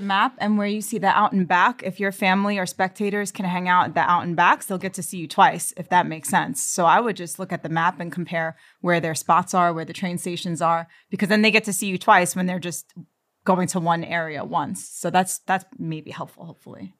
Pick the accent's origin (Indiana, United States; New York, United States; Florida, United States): New York, United States; New York City; I'm from Queens, New York